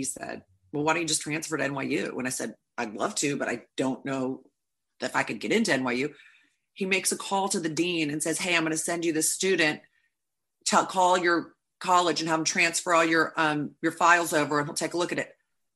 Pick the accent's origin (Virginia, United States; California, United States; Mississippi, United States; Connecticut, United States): Virginia, United States; Richmond; moved away as an adult; also born or lived in New York; now in Los Angeles, United States; growing up in Richmond, Virginia